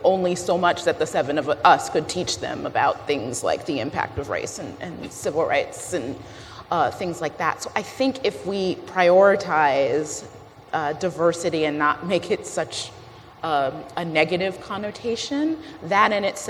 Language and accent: English; just outside Detroit, Michigan, United States; I grew up just outside Detroit, in Michigan